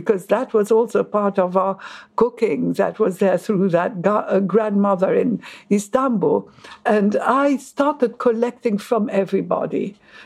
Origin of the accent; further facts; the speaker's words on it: Egypt; also born or lived in Paris, France; now in London, United Kingdom; I was born in Egypt.